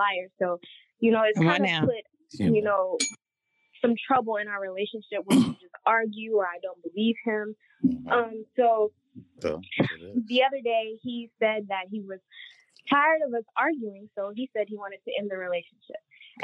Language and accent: English; Kentucky, United States; I'm from Kentucky